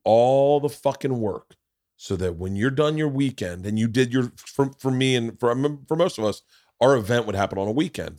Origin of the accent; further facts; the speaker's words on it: Tampa, Florida, United States; moved away; I grew up in Tampa, so all my friends were in Tampa